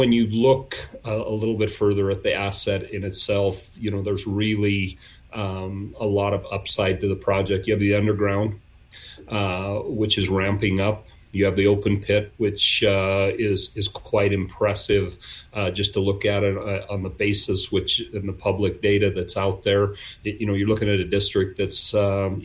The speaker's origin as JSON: {"language": "English", "region": "Nevada", "country": "United States", "tie": "born or raised there", "said": "I was born and raised in Nevada"}